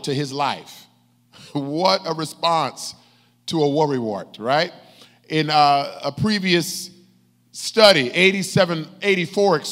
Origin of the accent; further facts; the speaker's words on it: United States; as American Christians